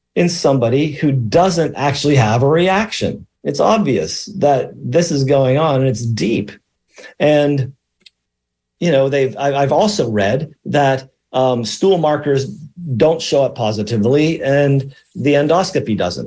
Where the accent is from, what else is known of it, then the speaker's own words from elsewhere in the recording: Allegheny Mountains, central Pennsylvania, United States; moved away; broadcasting today from the high atop the Allegheny Mountains in central Pennsylvania. I'm in my hometown